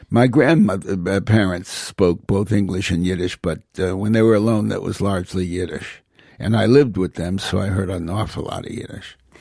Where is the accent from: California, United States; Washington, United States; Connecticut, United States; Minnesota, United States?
Connecticut, United States; Hartford; also born or lived in New Haven; I was born in New Haven, raised largely in Hartford